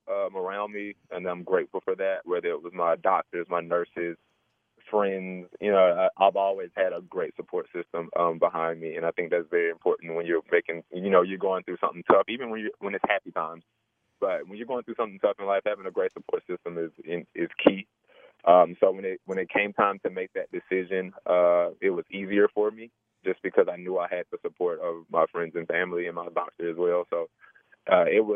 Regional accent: Atlanta, Georgia, United States; also born or lived in Mississippi; I grew up down south in Georgia, between Mississippi and Georgia. I lived most of my life in Atlanta, though, so I like to call Atlanta home

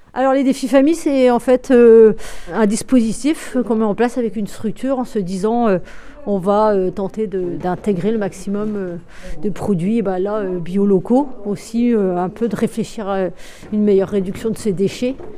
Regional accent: Brest, Brittany, France; Je suis issu de la ville, je suis née à Bellevue

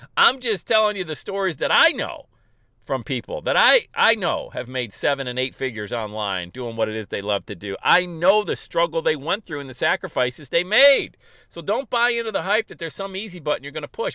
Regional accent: Bradford, Pennsylvania, United States; I was a huge Yankee fan growing up in Bradford, Pennsylvania.

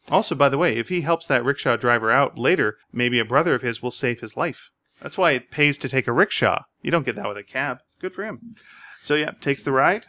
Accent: Montreal, Quebec, Canada; I grew up in Montreal

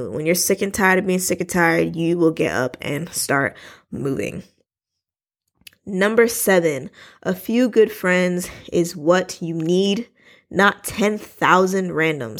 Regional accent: New York City, New York, United States; I was born in Brooklyn, New York

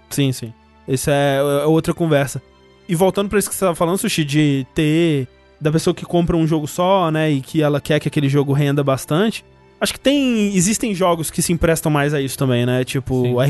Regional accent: Brazil; sou brasileiro

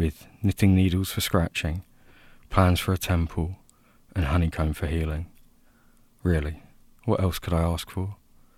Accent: Basildon, East of England, United Kingdom; We're both from Basildon

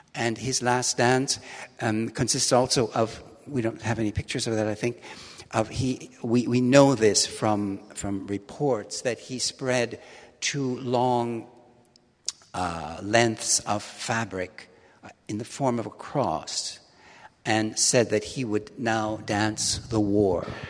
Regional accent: Milwaukee, Wisconsin, United States; moved away as an adult; also born or lived in London; now in Hamburg, Germany; I was born in Milwaukee

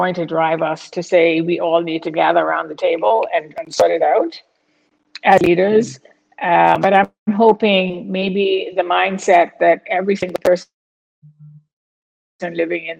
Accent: Bahamas; when we leave the region and we live somewhere else, and, you know, I say I'm from the Bahamas and they think it's somewhere in Jamaica

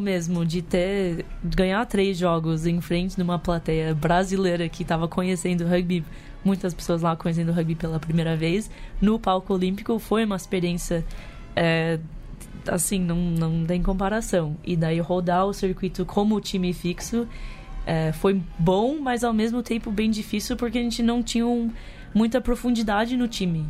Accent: United States; moved away as an adult; also born or lived in New York; now in Brazil; eu nasci nos Estados Unidos, cresci lá, fui pra faculdade lá

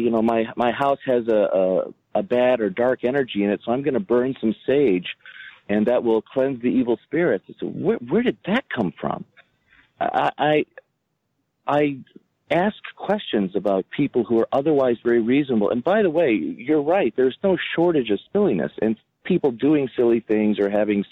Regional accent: United States; as an American priest who speaks almost nothing else

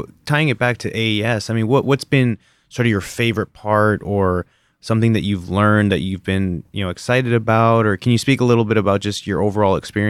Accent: Canada; moved away; being the Canadian that I am

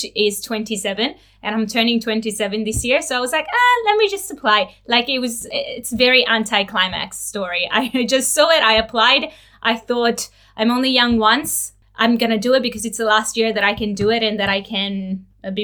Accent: Italy; now in Australia; I'm originally from Italy

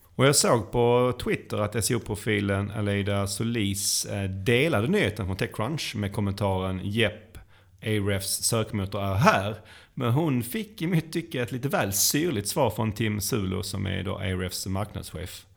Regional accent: Sweden; vi som svenskar

